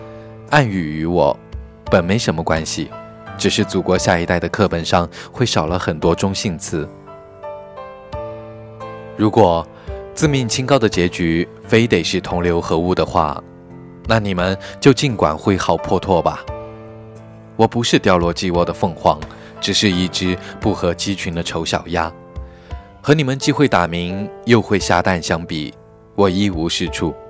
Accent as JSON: {"language": "Chinese", "country": "China", "said": "都说中国人没有信仰， 我是一个中国人，我的信仰是什么？"}